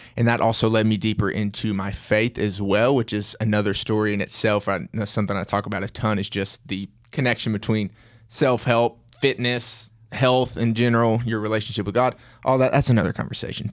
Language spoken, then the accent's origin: English; Tennessee, United States; accent: Tennessean; I'm from Tennessee, and I obviously have the accent of a Tennessean